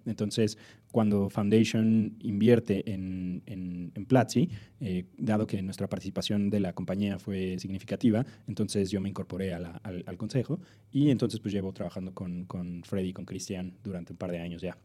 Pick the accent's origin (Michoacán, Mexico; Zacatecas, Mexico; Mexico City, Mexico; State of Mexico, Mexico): Mexico City, Mexico; moved away; also born or lived in Silicon Valley; yo soy del DF, eh, nací y crecí acá.